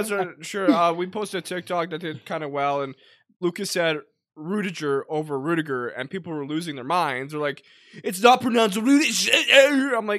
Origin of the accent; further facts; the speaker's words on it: Edmonton, Alberta, Canada; we're from Edmonton.